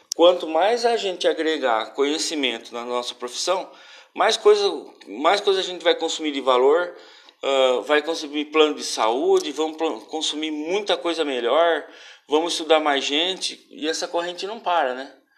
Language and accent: Portuguese; Brazil; a gente é brasileiro também